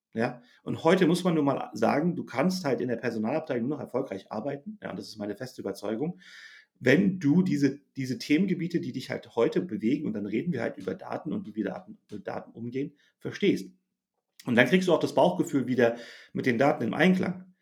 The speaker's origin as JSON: {"language": "German", "country": "Germany", "said": "ich bin ja auch Deutscher"}